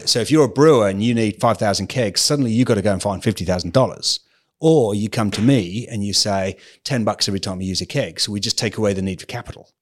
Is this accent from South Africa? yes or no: no; England, United Kingdom; moved away as an adult; also born or lived in Calgary, Canada; now in Australia; am terribly English. Yes, okay. I've spent ten years at an English private school